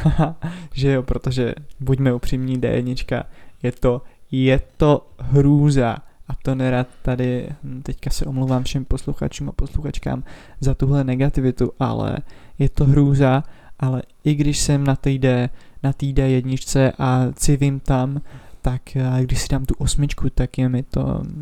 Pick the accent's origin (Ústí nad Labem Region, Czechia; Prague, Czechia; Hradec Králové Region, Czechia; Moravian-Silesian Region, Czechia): Ústí nad Labem Region, Czechia; Roudnice nad Labem; a vlastně pocházím z Roudnice.